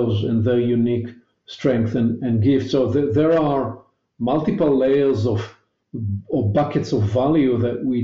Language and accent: English; Israel; accent: Hebrewish; my elegant Hebrewish accent